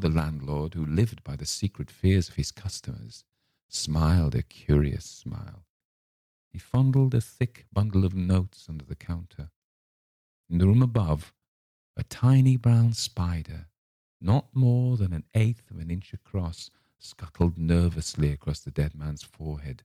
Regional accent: Cumberland, North West England, United Kingdom; we're from Cumberland, as it was, the furthest northwest county in England

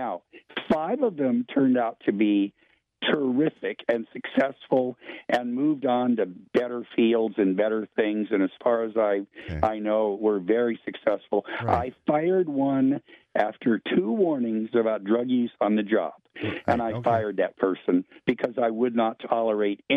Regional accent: United States; growing up as an American, raised by a family that taught me to be totally self-reliant

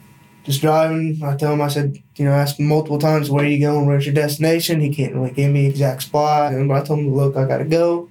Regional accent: Eldorado, Illinois, United States; I grew up in Eldorado

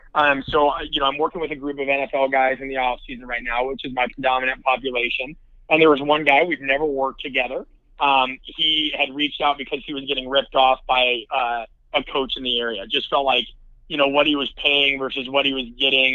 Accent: Nebraska, United States; I'm from the Midwest, I'm from Nebraska

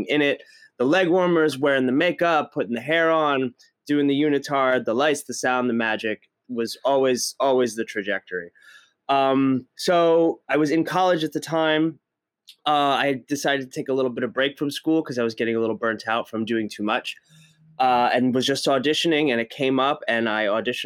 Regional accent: just outside of Philadelphia, Pennsylvania, United States; I grew up just outside of Philadelphia

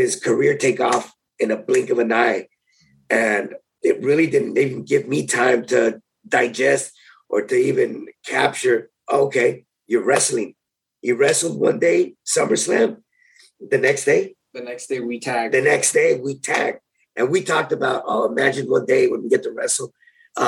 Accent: San Diego, California, United States; being in my hometown

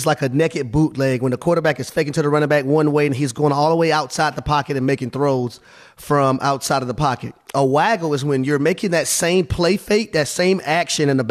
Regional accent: Georgia, United States; I'm from Georgia. I'm from the dirty South

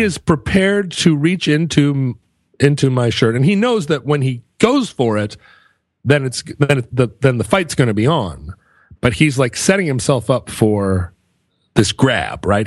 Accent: United States; I'm an American.

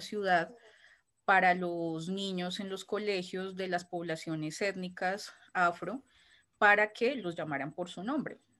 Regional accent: Bogotá, Colombia; yo soy de Bogotá, nací en la capital de Colombia, en Bogotá

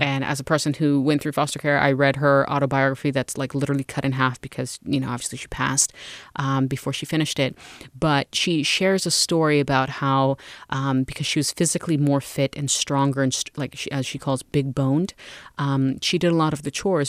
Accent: United States; being born and raised in the United States and growing up in foster care

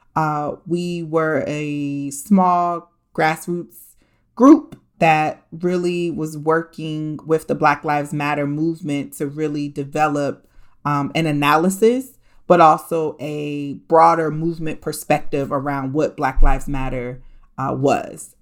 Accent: Columbus, Ohio, United States; moved away; also born or lived in New York / Washington, D.C.; I was born and raised in Columbus, Ohio. So everywhere I go, I tell everybody I'm just an Ohio girl

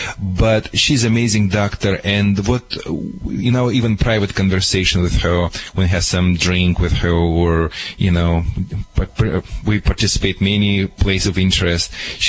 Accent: Michigan, United States; English is a second language; moved away as an adult; now in California, United States; when I moved to California from Michigan

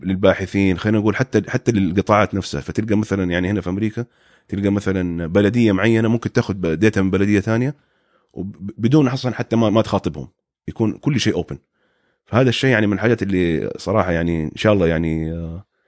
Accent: Saudi Arabia; moved away as an adult; now in United States; عندنا في السعوديه

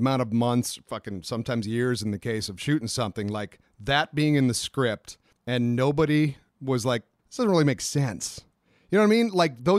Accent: Minnesota, United States; moved away; growing up in Minnesota is you could get a foot of fucking snow and you might get a half hour delay at school

